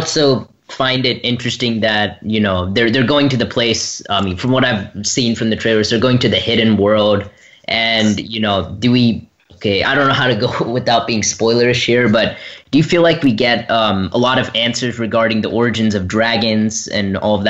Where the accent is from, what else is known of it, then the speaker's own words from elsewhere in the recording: Nashville, Tennessee, United States; from Nashville, Tennessee